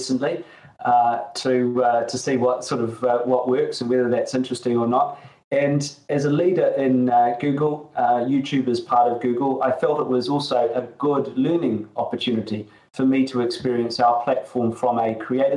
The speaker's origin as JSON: {"language": "English", "country": "New Zealand", "tie": "born or raised there", "moved": "yes", "said": "It was from my home country. I grew up in New Zealand"}